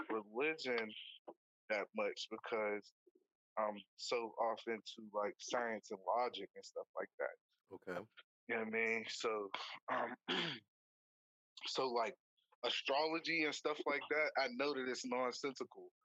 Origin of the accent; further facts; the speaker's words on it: Homewood, United States; also born or lived in Highland Park; from Homewood. I grew up in Homewood. Uh, I grew up a little bit in Highland Park too. Uh-huh. Uh, so you know what I'm saying? I'm like you know, I'm urban